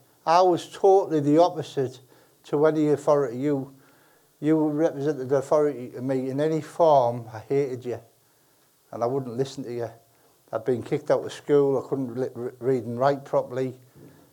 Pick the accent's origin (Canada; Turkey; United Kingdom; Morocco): United Kingdom; Middlesbrough, North East England; moved away as an adult; also born or lived in Wakefield; I made the decision that I was going to leave Middlesbrough, not the team, I'm always from Borough